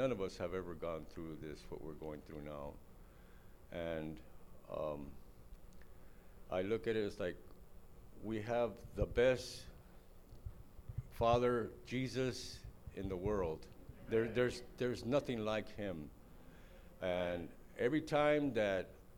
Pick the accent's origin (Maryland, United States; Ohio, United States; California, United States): California, United States; Los Angeles; I was born and raised in East L.A.